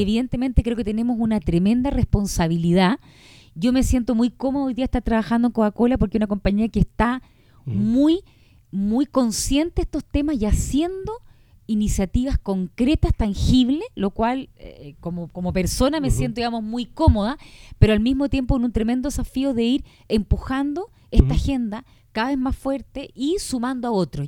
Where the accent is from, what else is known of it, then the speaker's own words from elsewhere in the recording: Chile; como chileno